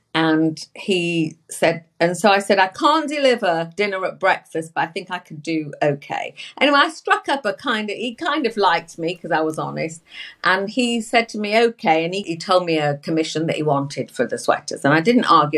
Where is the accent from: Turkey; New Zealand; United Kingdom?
United Kingdom; England; I'm from England, you know. I'm from England